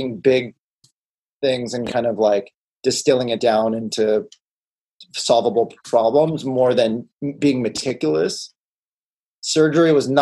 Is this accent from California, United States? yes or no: yes; Beverly Hills, California, United States; I grew up in Beverly Hills. I was born at Cedars